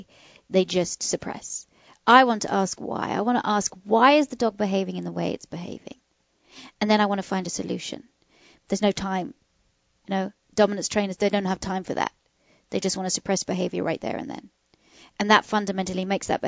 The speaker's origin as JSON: {"language": "English", "country": "United Kingdom", "moved": "yes", "said": "We British"}